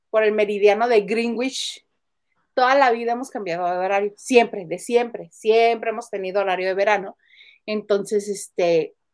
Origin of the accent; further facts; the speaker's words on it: Madrid, Community of Madrid, Spain; born there; Yo soy española además, yo nací en Madrid y el poder regresar a vivir aquí me causa mucha ilusión